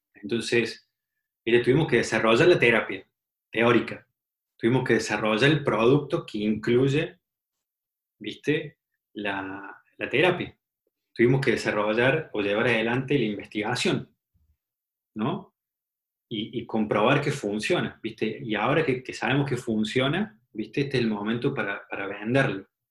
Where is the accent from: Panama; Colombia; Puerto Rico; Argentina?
Argentina; moved away as an adult; also born or lived in Guadalajara, Mexico / Mexico City, Mexico; now in San Francisco, United States; Cuando llegas a México como, argentino